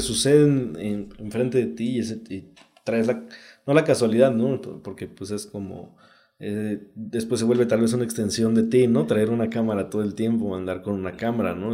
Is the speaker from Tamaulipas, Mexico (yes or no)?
no; Oaxaca, Mexico; also born or lived in Juchitán, Oaxaca; yo soy del Istmo de Juchitán, pero crecí aquí en Oaxaca